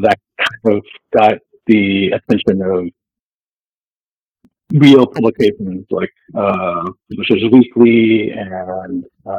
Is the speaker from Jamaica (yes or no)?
no; Japan; now in United States; So I was raised virtually in Japan. I lived there as a really young child before my family moved back to California, and was there until I was in the 20s. Then we moved back to the States.